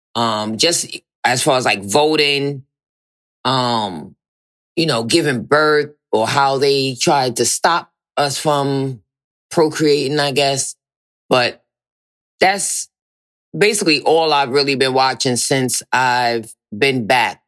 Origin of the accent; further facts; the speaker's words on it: Virginia, United States; I'm from Virginia